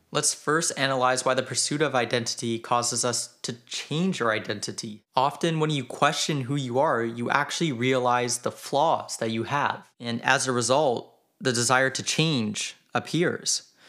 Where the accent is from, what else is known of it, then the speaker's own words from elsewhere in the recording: Canada; I am Canadian